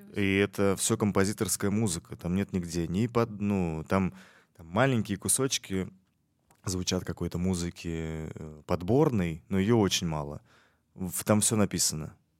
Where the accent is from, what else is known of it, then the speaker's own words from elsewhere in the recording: Tashkent, Uzbekistan; я ташкентец э, в пятом поколении, поэтому э, для меня это э, всегда дом